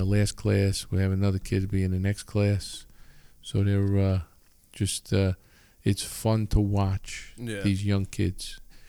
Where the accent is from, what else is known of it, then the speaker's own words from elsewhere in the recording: Long Island, New York, United States; I was, you know, I grew up in Long Island, right?